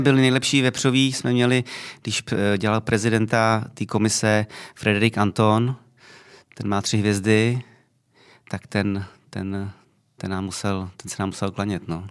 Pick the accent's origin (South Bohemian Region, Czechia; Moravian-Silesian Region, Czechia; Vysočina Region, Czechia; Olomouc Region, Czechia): South Bohemian Region, Czechia; Mladá Vožice; also born or lived in Tábor; já pocházím z Mladé Vožice, což je 20 km od tábora, ale považuji se samozřejmě za táboráka